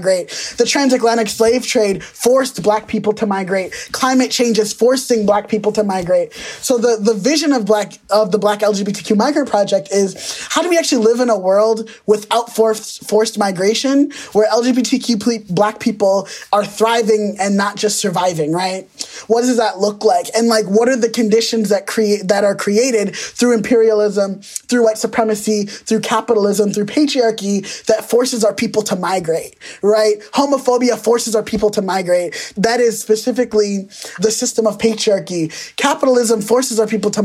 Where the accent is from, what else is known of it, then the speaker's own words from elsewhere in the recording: United States; I was born in America, but my parents migrated here from Nigeria